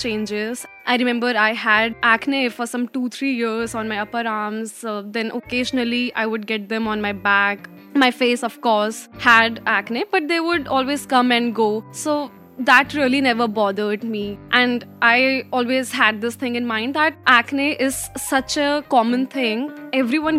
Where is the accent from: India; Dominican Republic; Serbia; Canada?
India; New Delhi, Delhi; also born or lived in Uttarakhand; I was born and brought up in Delhi. My family hails from Uttarakhand.